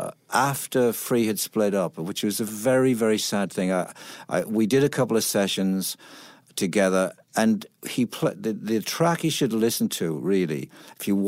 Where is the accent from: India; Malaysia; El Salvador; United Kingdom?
United Kingdom; Middlesbrough, North East England; moved away; I'm from Middlesbrough, which is a town in the northeast.